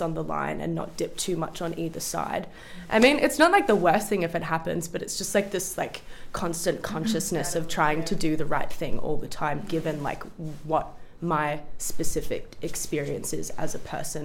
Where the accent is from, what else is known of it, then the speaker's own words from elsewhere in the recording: Melbourne, Victoria, Australia; I grew up in a very, very white environment, whether like within my family unit, but with also within like where I grew up in Melbourne. I grew up like in a inner east suburbs, like Hawthorne, Camberwell